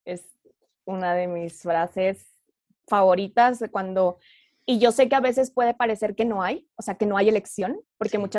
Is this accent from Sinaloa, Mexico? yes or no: no; Oaxaca, Mexico; born there; also born or lived in Torreón / Monterrey; now in Mexico City, Mexico; nací en Oaxaca y ah, luego viví en Torreón y luego en Monterrey y ahora estoy viviendo en la Ciudad de México. Entonces, soy de toda, ah, sur, norte y centro.